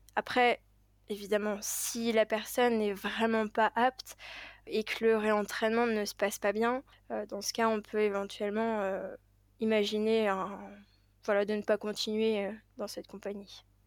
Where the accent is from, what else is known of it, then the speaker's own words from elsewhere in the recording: Paris, Île-de-France, France; j'ai grandi à Paris même